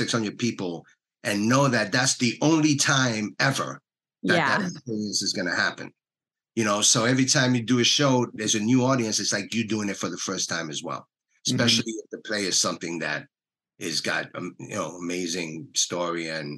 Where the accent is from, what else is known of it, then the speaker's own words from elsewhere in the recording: New York City, New York, United States; I'm from New York City